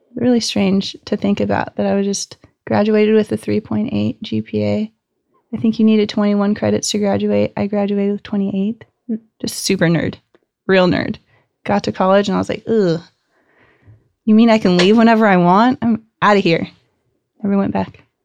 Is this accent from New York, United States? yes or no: no; Gilbert, Arizona, United States; I grew up in Gilbert, Arizona. I'm the fifth generation to be born and raised in Arizona.